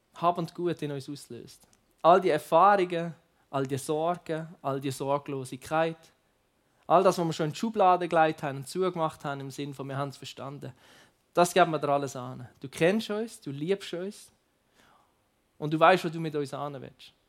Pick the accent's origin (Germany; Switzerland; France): Switzerland; Basel, Basel-Stadt; ich komme ja aus Basel, ich mache ja ein paar Schritte und dann bin ich in anderen Ländern